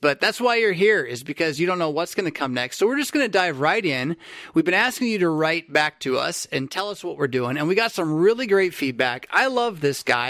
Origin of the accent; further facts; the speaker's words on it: San Diego, California, United States; a Californian from San Fran, uh, from San Diego who grew up, or who went to college north of the Bay Area